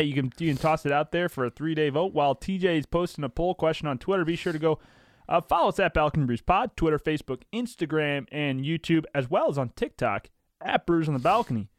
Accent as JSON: {"language": "English", "town": "St. Louis", "region": "Missouri", "country": "United States", "tie": "born or raised there", "said": "I am twenty-five from Saint Louis, born at DePaul Hospital on April twenty-ninth, nineteen ninety-four"}